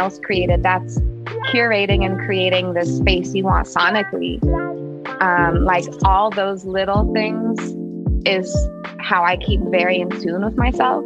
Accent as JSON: {"language": "English", "town": "Oakland", "region": "California", "country": "United States", "tie": "born or raised there", "also_born_or_lived": "Berkeley", "said": "I'm from Oakland, born and raised. Technically, I was born in Berkeley, Alta Bates. But I was raised in Oakland my whole life."}